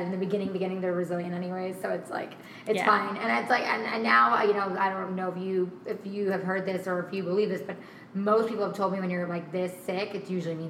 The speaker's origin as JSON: {"language": "English", "region": "East Coast", "country": "United States", "said": "We're both from the East Coast. We moved out here almost 8 years ago now"}